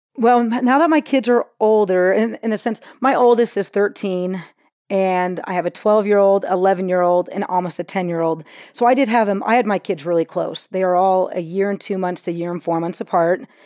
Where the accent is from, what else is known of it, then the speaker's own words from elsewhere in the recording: California, United States; now in Utah, United States; We grew up in California